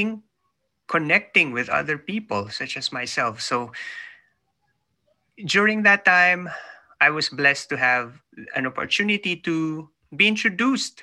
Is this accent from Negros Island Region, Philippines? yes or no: no; Manila, Metro Manila, Philippines; moved away as an adult; now in New Zealand; I was born in the Philippines. I was born in Manila. I'm in New Zealand now, living, working here with my family, but I was born in Manila, so up to a few years ago, I just moved here